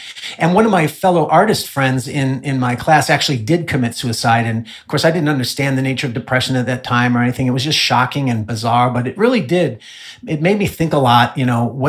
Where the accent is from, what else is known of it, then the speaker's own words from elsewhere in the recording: Illinois, United States; also born or lived in Southern California; now in Dallas, United States; I was raised in Illinois